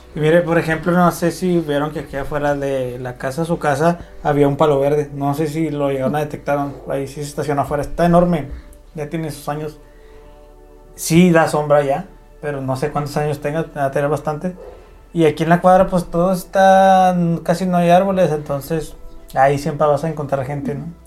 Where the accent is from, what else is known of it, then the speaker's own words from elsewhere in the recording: Ciudad Juárez, Chihuahua, Mexico; somos de Ciudad Juárez, estamos en Chihuahua